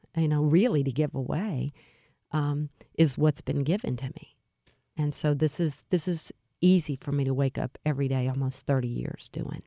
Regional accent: Alexandria, Louisiana, United States; moved away as an adult; now in St. Louis, United States; I was born in Alexandria, Louisiana, which is central Louisiana

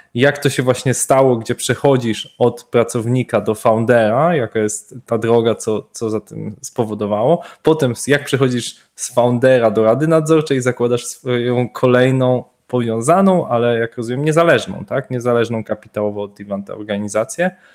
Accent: Wrocław, Lower Silesian Voivodeship, Poland; Oba jesteśmy z Wrocławia

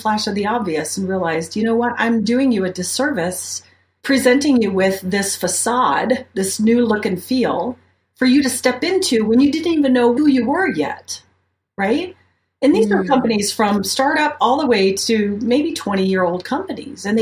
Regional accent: Ohio, United States; moved away as an adult; also born or lived in Mobile, Alabama; now in Colorado Springs, United States; where I'm from, if you want to go way back, I'm from Ohio. I'm a Midwest gal

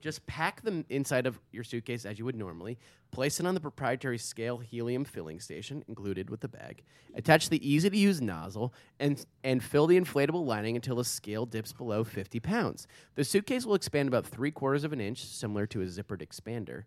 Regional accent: New York, United States; I go New York

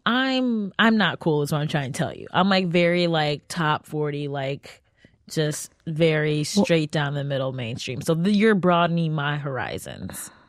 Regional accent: Cleveland, Ohio, United States; I'm from Cleveland, so there's that like Midwest

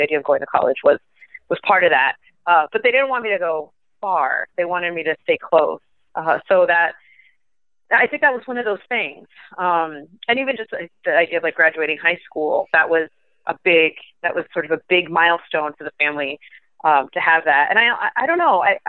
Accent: Miami, Florida, United States; moved away as an adult; also born or lived in New York; now in Nebraska, United States; I feel very grateful for having grown up in Miami

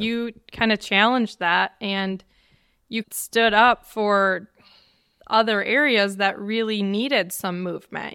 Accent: Wisconsin, United States; Waukesha, Wisconsin, actually thirty minutes from my hometown

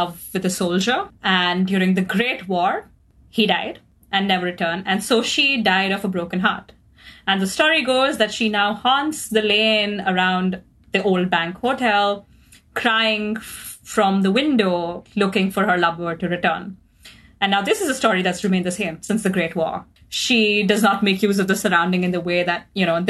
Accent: Mumbai, Maharashtra, India; moved away as an adult; also born or lived in Oxford, United Kingdom; now in London, United Kingdom; I grew up in Mumbai, a beautiful, brilliant coastal metropolis in India. And then I moved to the UK and spent the last 2 years at the University of Oxford and have recently just moved to London.

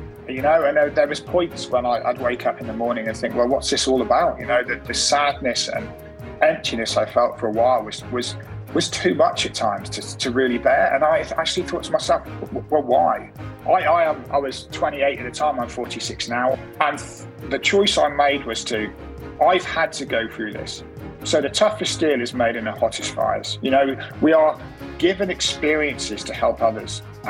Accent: Cornwall, South West England, United Kingdom; also born or lived in Liverpool; And we moved down to Cornwall when we were five. Beautiful place.

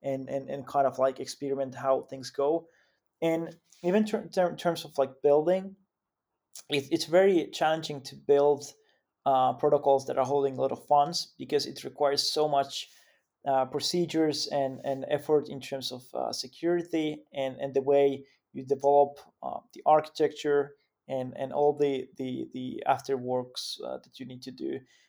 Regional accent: Finland; English is a second language; Yeah, I mean, like, of course, like I'm from Finland myself, but actually, when we look at the team, it's quite quite global

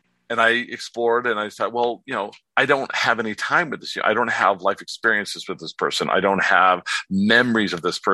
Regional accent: Warren, Pennsylvania, United States; moved away as an adult; also born or lived in California; now in Palm Springs, United States; I was born in Pennsylvania, raised in California, but my father was a alcoholic

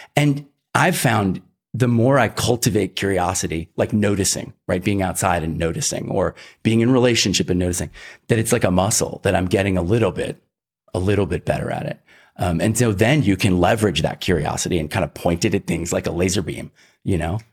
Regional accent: Philadelphia, Pennsylvania, United States; also born or lived in Iowa; I was raised in the Northeast. Um, my folks divorced when I was about ten and we moved to, uh, suburban Philly

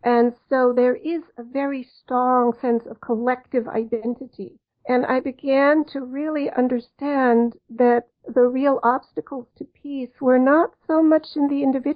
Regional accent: Cologne, North Rhine-Westphalia, Germany; moved away; I'm actually German and I grew up in Germany

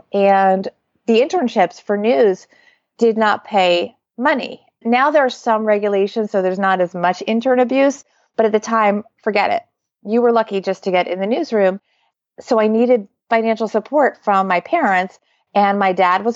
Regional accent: suburban New Jersey, United States; also born or lived in New York City; I was born in New York City, but I really grew up in suburban New Jersey

